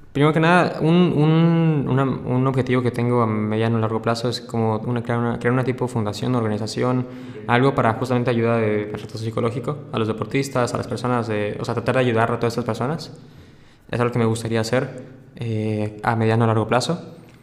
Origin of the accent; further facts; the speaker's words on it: Mérida, Yucatán, Mexico; soy, soy una, persona de Mérida, Yucatán, tranquilo